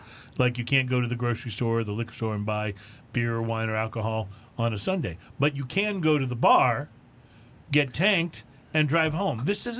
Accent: Atascosa County, Texas, United States; I grew up in Atascosa County of Texas.

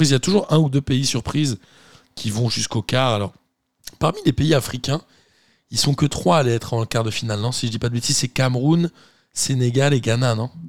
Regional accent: Belgium; Tout compte quand on est belge.

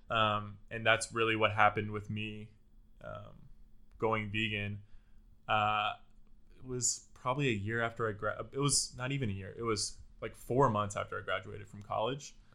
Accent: Houston, Texas, United States; now in Austin, United States; I grew up in the Houston area

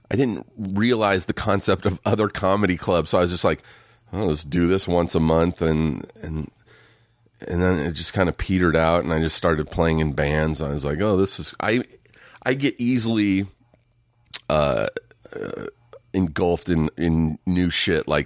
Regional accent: Riverside, California, United States; Where'd you grow up? Riverside, just an hour east of.

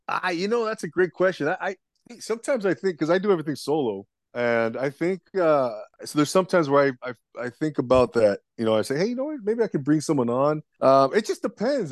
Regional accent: Los Angeles, California, United States; I'm actually from the Los Angeles area here in Southern California, United States, and born and raised out here

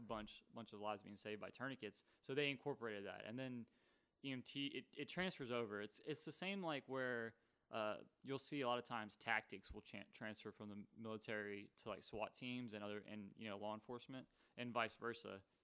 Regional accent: Texas, United States; I'm from Texas

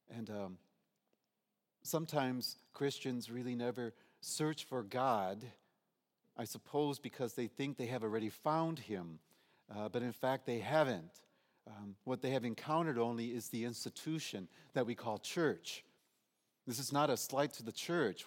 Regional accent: Detroit, Michigan, United States; I'm from Detroit

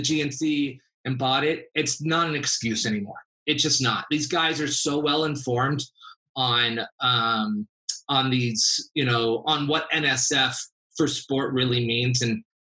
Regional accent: Los Angeles, California, United States; also born or lived in San Diego; I grew up in LA, born and raised

